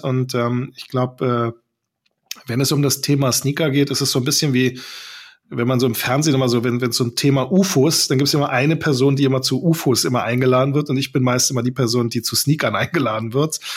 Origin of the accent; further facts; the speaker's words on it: Berlin, Germany; ich bin geborener Berliner